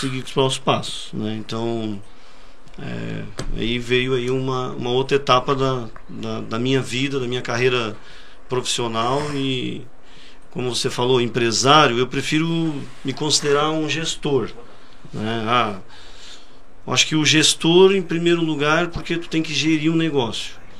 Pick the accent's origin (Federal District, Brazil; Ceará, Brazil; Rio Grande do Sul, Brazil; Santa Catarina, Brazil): Santa Catarina, Brazil; Forquilhinha; also born or lived in Criciúma; eu sou natural de Criciúma, é... morei praticamente a minha vida inteira na Forquilinha